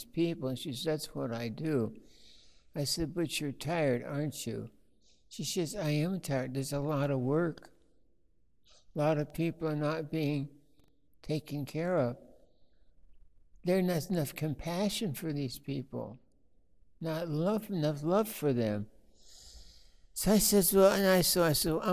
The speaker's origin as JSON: {"language": "English", "region": "Blue Mountains of Oregon", "country": "United States", "said": "I'm from the Blue Mountains of Oregon"}